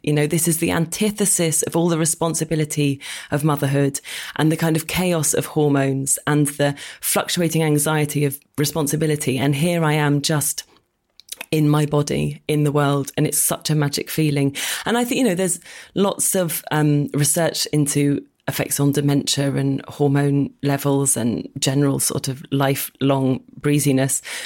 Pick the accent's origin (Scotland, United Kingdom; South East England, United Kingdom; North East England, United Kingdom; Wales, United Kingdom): South East England, United Kingdom; Oxford; moved away as an adult; now in London, United Kingdom; Well, I grew up in Oxford